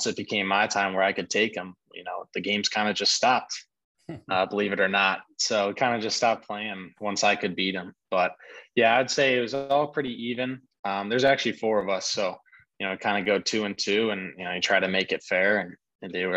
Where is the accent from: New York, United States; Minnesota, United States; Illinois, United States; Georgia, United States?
Illinois, United States; Orland Park; I grew up in Orland Park, Illinois. It's about 45 minutes south of the city of Chicago